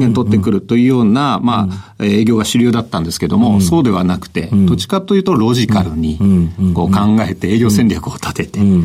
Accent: Yokohama, Kanagawa, Japan; also born or lived in Kawasaki; 川崎生まれ横浜育ちです

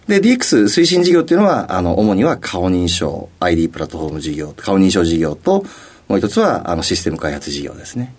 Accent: Kochi, Japan; 出身はですね、高知県になりますね

